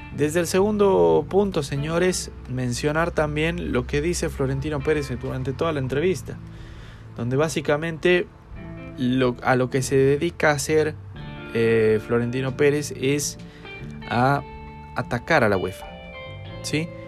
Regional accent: Chile; soy de Chile

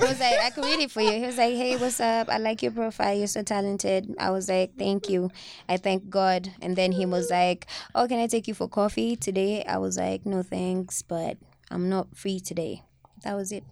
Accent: Kamulu, Nairobi, Kenya; also born or lived in Kayole; now in Langata, Kenya; I was raised in Kamulu.

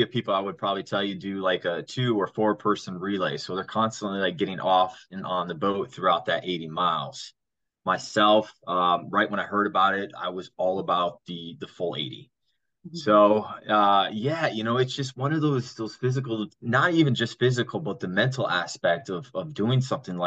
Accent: South Florida, United States; I grew up here in South Florida

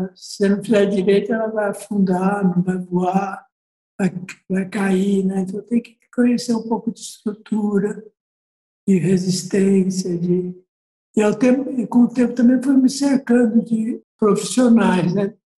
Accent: São Paulo, Brazil; eu nasci aqui, né? Então eu sou paulistano e sou bem urbanoide mesmo.

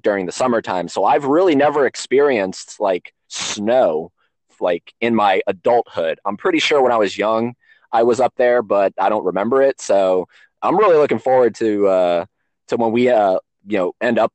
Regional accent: Florida, United States; I'm from Florida

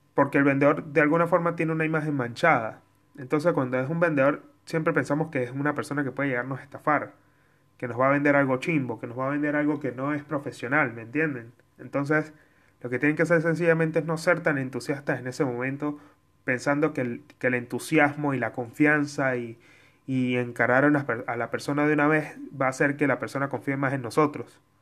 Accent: Mérida, Venezuela; de Mérida, de donde yo soy

